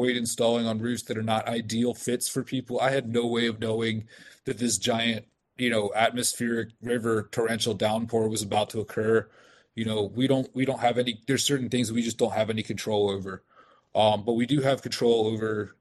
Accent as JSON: {"language": "English", "town": "Frederick", "region": "Maryland", "country": "United States", "tie": "born or raised there", "said": "My hometown, I'm originally from Frederick."}